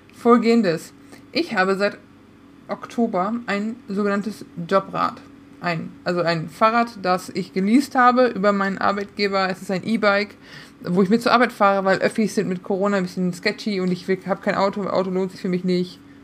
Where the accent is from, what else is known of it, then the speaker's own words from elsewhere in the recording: Münsterland, North Rhine-Westphalia, Germany; moved away; ich bin aus dem Münsterland. Nicht viel ist katholischer als wir